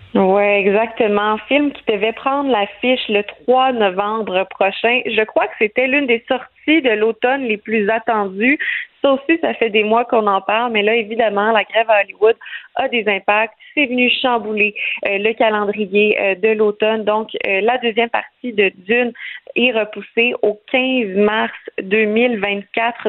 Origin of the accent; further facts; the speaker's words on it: Quebec, Canada; chez nous, au Québec